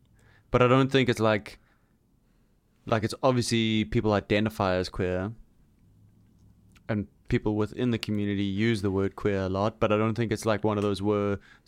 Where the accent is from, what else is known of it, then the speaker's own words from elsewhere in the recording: South Africa; it's just about the worst word that you can say as a South African.